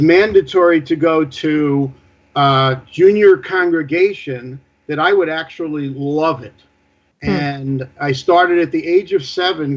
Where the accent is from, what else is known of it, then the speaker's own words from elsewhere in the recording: New York City, New York, United States; I grew up in the Bayside Whitestone area